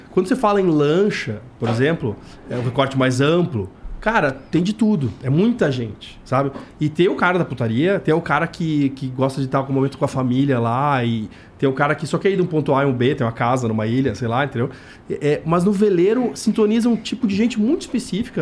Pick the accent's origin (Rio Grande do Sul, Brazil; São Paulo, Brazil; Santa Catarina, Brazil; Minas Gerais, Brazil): Rio Grande do Sul, Brazil; moved away; eu sou do Rio Grande do Sul, cara, e lá é muito normal esse tipo de nome